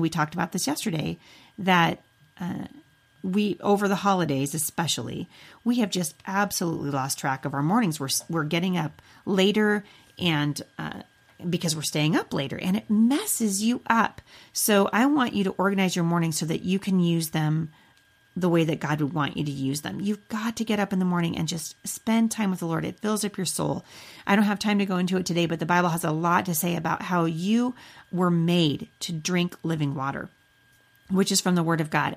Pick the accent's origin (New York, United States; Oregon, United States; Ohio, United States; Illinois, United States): Oregon, United States; Boring; also born or lived in Portland, Oregon / Vancouver, Washington; now in Battle Ground, United States; I was born in Portland and I grew up in Boring